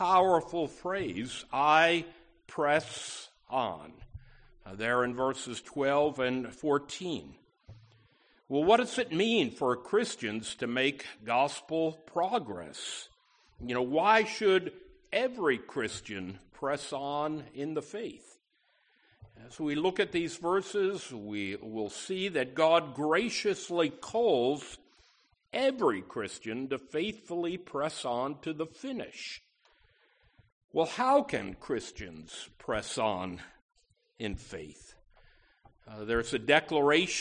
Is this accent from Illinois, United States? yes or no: no; Schenectady, New York, United States; my hometown of Schenectady, New York